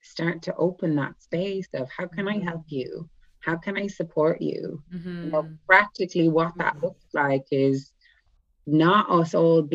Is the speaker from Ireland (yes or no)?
yes; Ireland; first language English; moved away; also born or lived in Ibiza; I'm from Ireland. I live in Ibiza, actually. Well, I'm in Ireland now.